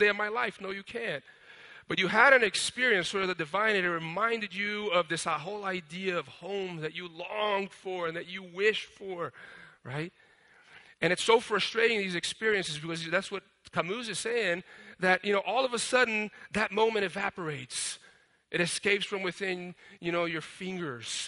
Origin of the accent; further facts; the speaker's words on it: Brazil; moved away; I grew up in Brazil